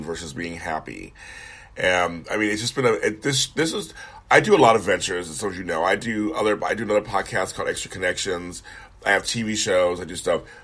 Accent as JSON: {"language": "English", "town": "Los Angeles", "region": "California", "country": "United States", "also_born_or_lived": "Sacramento", "said": "I'm from LA. He got a job up there when I was like 10 or 11"}